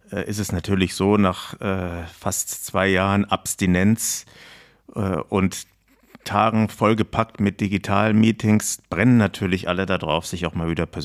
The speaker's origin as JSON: {"language": "German", "town": "Lörrach", "region": "Baden-Württemberg", "country": "Germany", "tie": "born or raised there", "also_born_or_lived": "Heidelberg", "said": "aufgewachsen bin ich ganz im Süden von Baden, nämlich an der, äh, im schönen Dreiländereck an der deutsch-schweizerisch-französischen Grenze in Lörrach."}